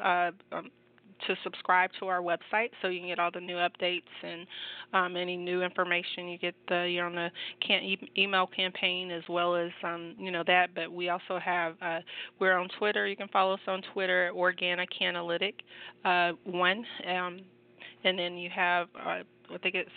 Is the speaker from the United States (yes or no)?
yes; Georgia, United States; this is my home state